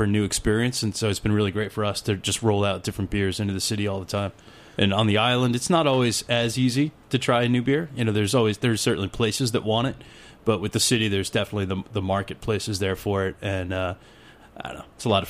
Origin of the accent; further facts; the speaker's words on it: New England, United States; also born or lived in Massachusetts; now in Greenport, United States; I'm not a New York guy. I'm from New England